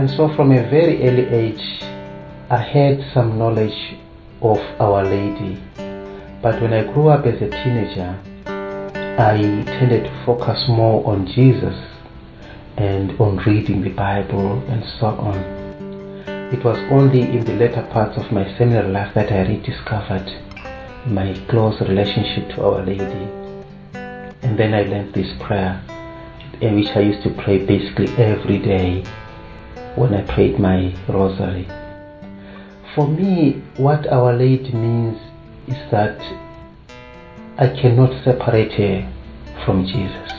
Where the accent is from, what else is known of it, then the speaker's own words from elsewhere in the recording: Zimbabwe; I come from Zimbabwe